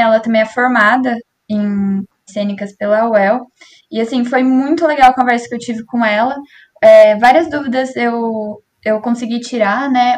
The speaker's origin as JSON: {"language": "Portuguese", "town": "Cambé", "region": "Paraná", "country": "Brazil", "said": "eu também sou de Cambé"}